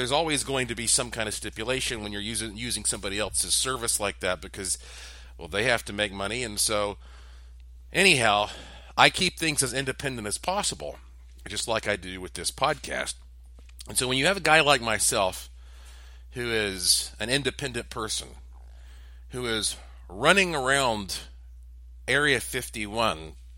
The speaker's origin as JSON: {"language": "English", "town": "Asheville", "region": "North Carolina", "country": "United States", "tie": "born or raised there", "said": "yes, I was born and raised in Asheville, but at a very early age, I started working in broadcasting."}